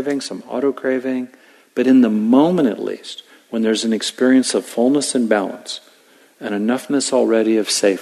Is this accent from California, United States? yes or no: yes; Southern California, United States; I grew up in Southern California.